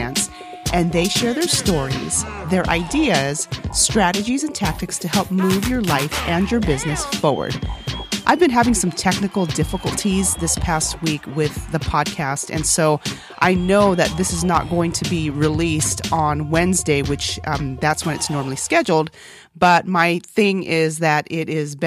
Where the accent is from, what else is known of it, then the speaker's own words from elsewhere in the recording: Texas, United States; English is a second language; also born or lived in South Korea; When I was in kindergarten, when we moved from Korea to Texas and I learned English as a second language